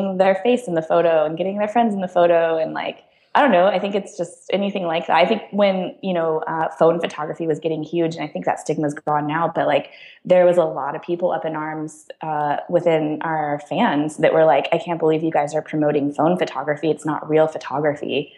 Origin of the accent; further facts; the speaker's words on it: San Diego, California, United States; moved away as an adult; also born or lived in San Luis Obispo; now in San Francisco, United States; I grew up in San Diego in Southern California